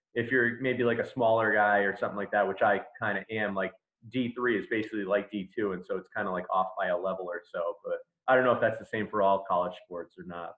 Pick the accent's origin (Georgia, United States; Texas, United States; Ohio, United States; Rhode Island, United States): Rhode Island, United States; Smithfield; I'm a lifelong Rhode Islander. I, I grew up in Smithfield. Um, we moved there when I was like four, so I consider that my my hometown.